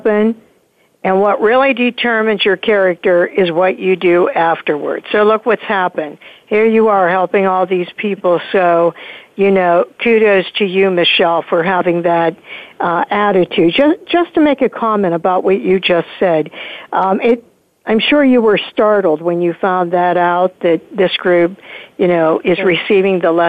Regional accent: Pittsburgh, Pennsylvania, United States; right here from my hometown of Pittsburgh, Pennsylvania

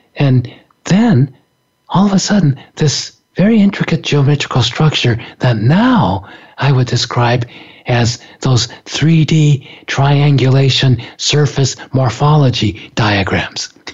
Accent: Japan; I grew up in Japan

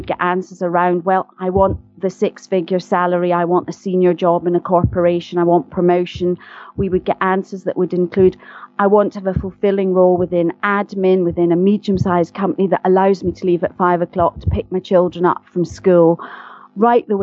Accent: Glasgow, Scotland, United Kingdom; accent: Scottish; I am indeed Scottish, and as I'm very fond of saying, I'm a posh Glaswegian, and sometimes people don't think that's true, but I am from Glasgow

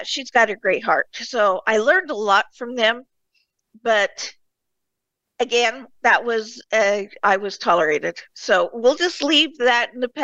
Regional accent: Murray, Utah, United States; I was born in Utah, in Murray, Utah, just outside of Salt Lake.

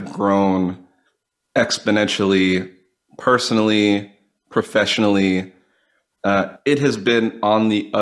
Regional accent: Swampscott, Massachusetts, United States; also born or lived in Brookline, Massachusetts; I grew up outside of Boston in originally a small town called Brookline, and then from there, a small town called Swampscott

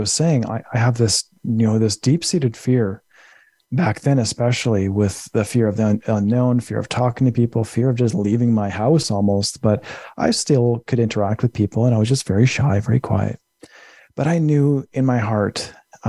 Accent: Winnipeg, Manitoba, Canada; moved away as an adult; also born or lived in British Columbia; my hometown of Winnipeg, Manitoba

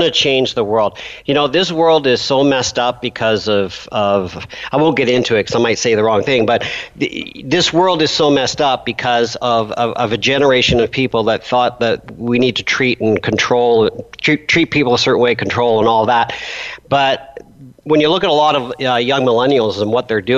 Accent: Canada; I'm a Canadian

